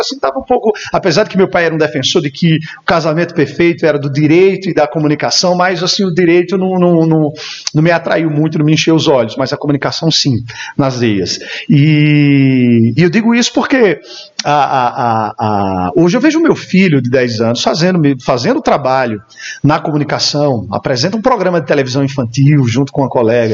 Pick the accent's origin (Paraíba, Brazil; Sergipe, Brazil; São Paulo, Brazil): Paraíba, Brazil; Campina Grande; sou natural de Campina Grande, filho de Campina Grande, a rainha da Borborema